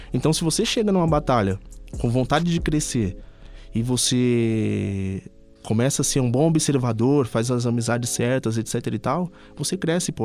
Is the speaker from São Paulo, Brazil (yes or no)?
yes; Ipiranga, São Paulo, Brazil; also born or lived in Campanário; eu fui criado no Ipiranga, mas de, é, até os meus 12 anos. Depois eu fui pro Campanário.